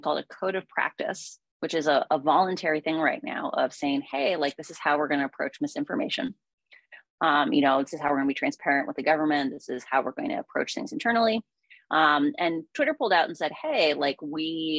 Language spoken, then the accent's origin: English; Iowa, United States; I grew up in Iowa.